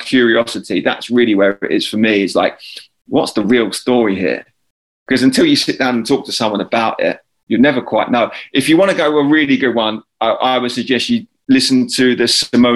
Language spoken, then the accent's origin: English; Lewes, South East England, United Kingdom; moved away as an adult; also born or lived in United States; My wife and I were then still living back in our hometown. So this is in Lewis. I was back at home with mum and dad.